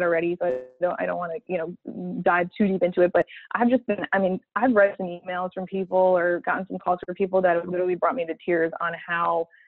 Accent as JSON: {"language": "English", "region": "Massachusetts", "country": "United States", "said": "I'm from Massachusetts."}